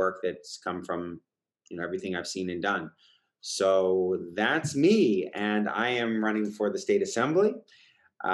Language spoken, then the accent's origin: English; East Bay, Bay Area, California, United States; now in San Francisco, United States; I born and raised in the Bay Area, East Bay, like yourself, stuck around pretty much my whole career.